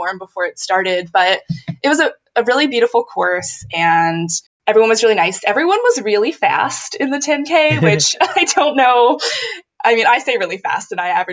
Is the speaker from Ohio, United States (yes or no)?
yes; Cincinnati, Ohio, United States; moved away; I'm from Cincinnati.